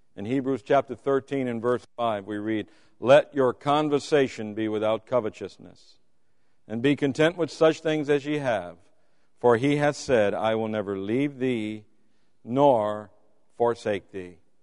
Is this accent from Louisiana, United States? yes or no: yes; Louisiana, United States; I'm from Louisiana